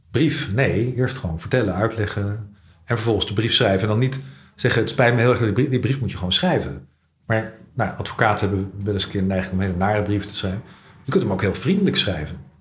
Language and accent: Dutch; The Hague, South Holland, Netherlands; moved away; also born or lived in Scheveningen; als kind heb ik in Den Haag gewoond